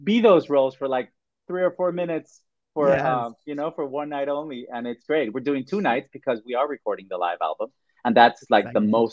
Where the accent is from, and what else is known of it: Mexico; English is a second language; moved away